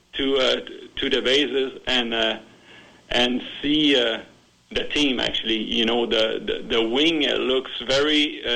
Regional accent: Montreal, Quebec, Canada; moved away as an adult; now in Moose Jaw, Canada; I'm from Montreal

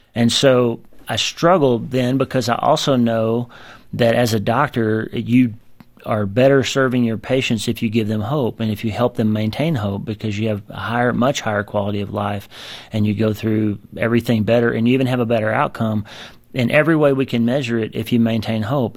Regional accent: United States; born or raised there

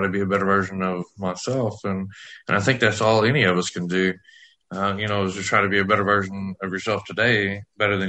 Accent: West Texas, United States; I grew up in West Texas

